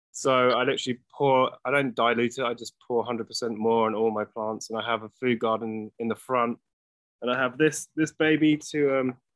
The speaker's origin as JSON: {"language": "English", "region": "England", "country": "United Kingdom", "lives_now": "Los Angeles, United States", "said": "Uh, obviously, I'm English, but I live in California and in Los Angeles."}